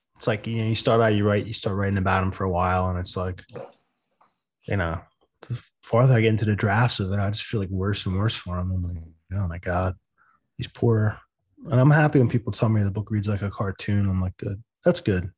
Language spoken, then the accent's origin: English; East Coast, United States; I'm from the East Coast